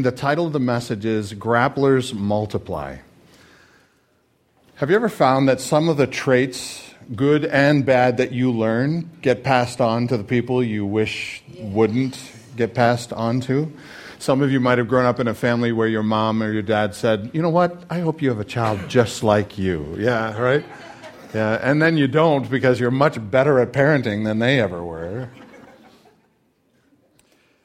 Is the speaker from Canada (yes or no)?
yes; Canada; now in United States; I am Canadian